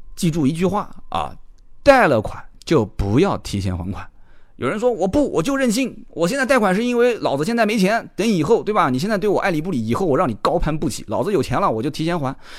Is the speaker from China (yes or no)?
yes; China; 我们中国人